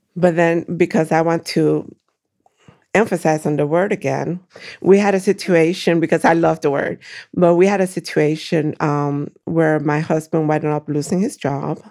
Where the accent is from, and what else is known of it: Brooklyn, New York, United States; born or raised there; moved away as an adult; also born or lived in Puerto Rico; now in Waukegan, United States